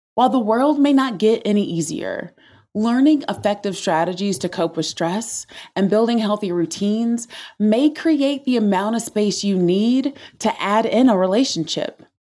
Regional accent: the South, United States; Growing up in the South as an introvert

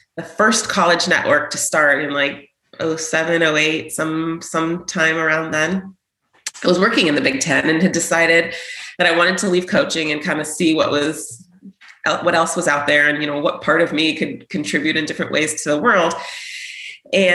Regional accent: San Jose, California, United States; born and raised in San Jose, played collegiate soccer

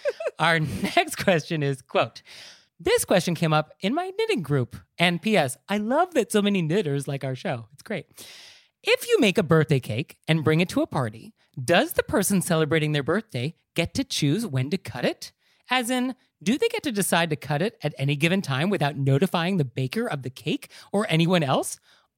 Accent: United States; I live in New York, but at the end of the day, I'm not a New Yorker. But I experience this when I travel abroad where people make comments about the United States. And I feel sort of obligated to defend my country

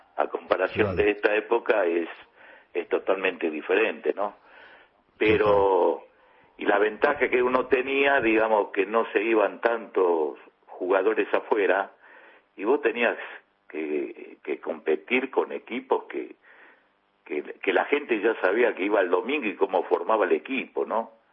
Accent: Buenos Aires, Argentina; yo nací en Parque Chacabuco, a 10 cuadras que estaba la cancha, digamos, todos mis amigos de la infancia, todo cuervo, eso aquí que imagínate cuando volví al barrio

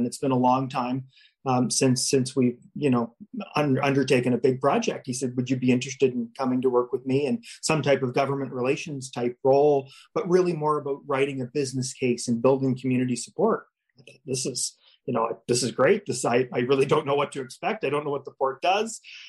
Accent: Saint John, New Brunswick, Canada; also born or lived in Halifax; I grew up in St. John, went to St. John High, studied at UMB.

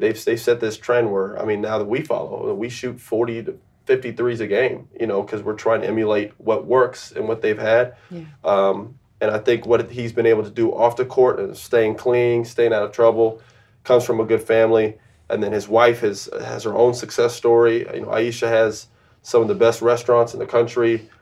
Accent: Florida, United States; I grew up in Florida.

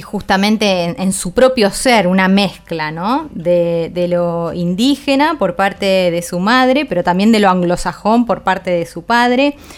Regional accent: Argentina; como argentinas

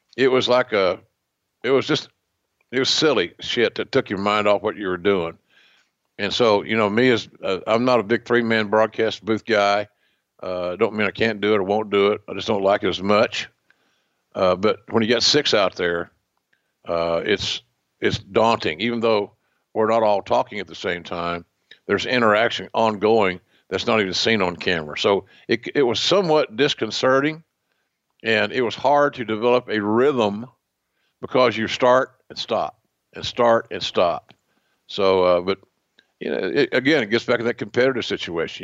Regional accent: Oklahoma, United States; accent: Oklahoma; my Oklahoma accent

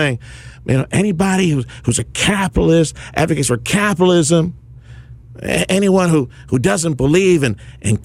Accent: Reynosa, Tamaulipas, Mexico; now in South Texas, United States; my old stomping ground, Reynosa, Tamaulipas, Mexico, where I grew up

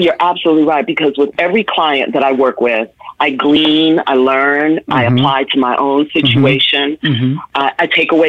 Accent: New York, United States; also born or lived in Washington, D.C.; I then left D.C., went to New York, which is my hometown. I grew up in the Bronx and Harlem and Manhattan.

